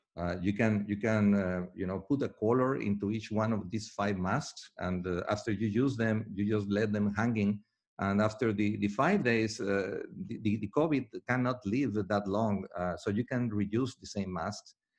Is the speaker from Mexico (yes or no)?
yes; Mexico; I'm from Mexico